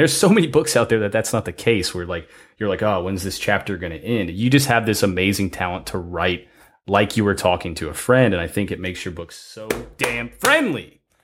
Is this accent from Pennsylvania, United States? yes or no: no; Ohio, United States; we're both from Ohio